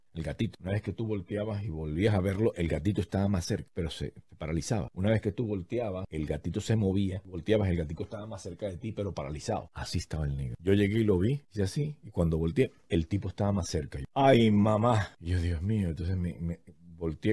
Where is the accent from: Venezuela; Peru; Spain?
Venezuela; now in United States; vengo a sacar mi pasaporte. Soy venezolano y no hay para sacar el pasaporte en Estados Unidos